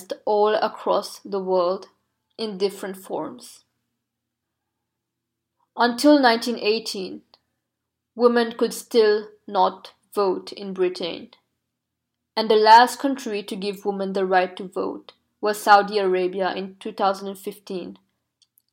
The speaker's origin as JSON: {"language": "English", "country": "Mauritius", "tie": "born or raised there", "moved": "yes", "said": "I was born in Mauritius, which is a country with very progressive gender equality laws."}